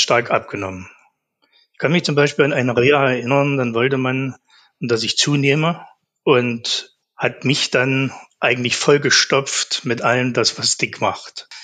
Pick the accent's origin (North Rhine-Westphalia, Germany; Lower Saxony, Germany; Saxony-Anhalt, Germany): Saxony-Anhalt, Germany; Zeitz; also born or lived in Naundorf; Ich bin geboren in Zeitz. In einem Ort in Naundorf haben wir gelebt, genau neben einer Kohlefabrik.